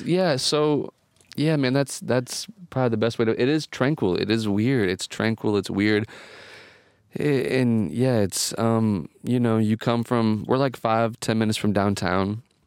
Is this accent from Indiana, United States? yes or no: yes; Indiana, United States; also born or lived in Chicago; now in Los Angeles, United States; I'm from Indiana